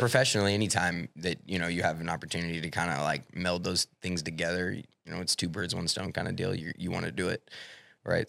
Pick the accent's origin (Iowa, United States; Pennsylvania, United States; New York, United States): Iowa, United States; Clarinda; moved away; I lived in Clorinda for fourteen years